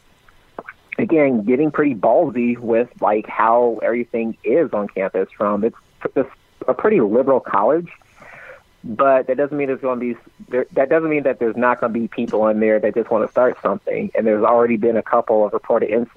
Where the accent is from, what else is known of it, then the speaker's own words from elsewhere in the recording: Racine, Wisconsin, United States; also born or lived in Milwaukee, Wisconsin; now in Richland Center, United States; Racine, Wisconsin is my hometown.